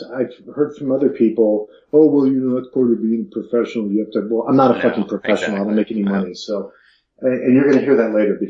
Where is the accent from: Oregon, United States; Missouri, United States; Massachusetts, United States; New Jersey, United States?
New Jersey, United States; moved away; I grew up in New Jersey